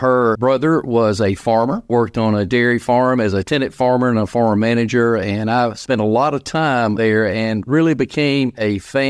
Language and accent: English; Smyrna, Tennessee, United States; also born or lived in Williamson County, Tennessee; in 1975, we moved to Smyrna. And I went to high school in Smyrna, graduated in the class of 1979 at Smyrna High School.